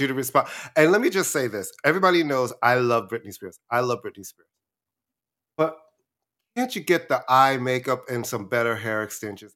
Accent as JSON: {"language": "English", "town": "New York City", "region": "New York", "country": "United States", "tie": "born or raised there", "also_born_or_lived": "Brooklyn", "said": "I was born in Brooklyn, and then we moved to Queens right before I was in the first"}